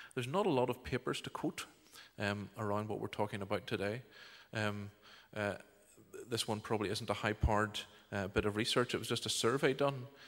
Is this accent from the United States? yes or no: no; Bangor, Northern Ireland, United Kingdom; moved away as an adult; now in Uganda; I was born and reared in Bangor here